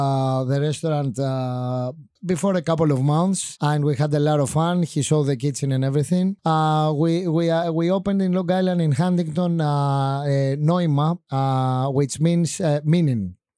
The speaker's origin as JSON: {"language": "English", "country": "Greece", "moved": "yes", "lives_now": "United States", "said": "even though I was from Greece, I miss them because some of the ingredients I couldn't see. I was from the island."}